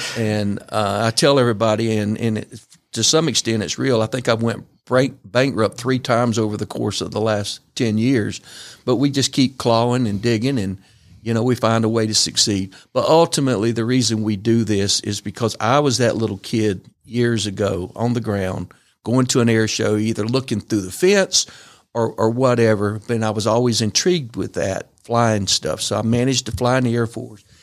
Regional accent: Brunswick, Georgia, United States; Brunswick, my hometown

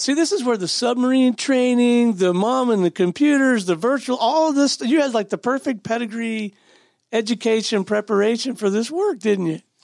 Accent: Pensacola, Florida, United States; I'm from Pensacola, Florida

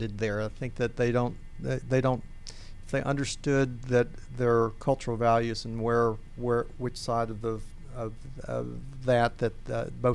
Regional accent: United States; I'm being American of fourth generation there

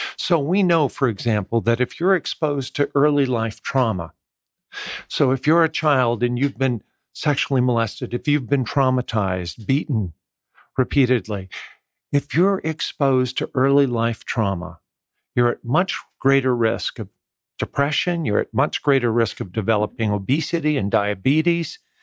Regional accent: West Coast, United States; moved away as an adult; also born or lived in Maryland, United States; now in Atlanta, United States; I grew up in the West Coast

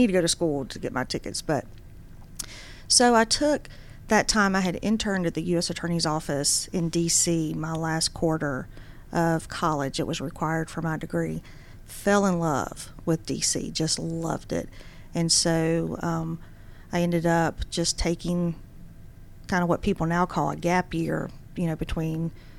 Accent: Dublin, Georgia, United States; also born or lived in Washington, D.C.; I grew up in Dublin, Georgia, which is where my dad's family grew up

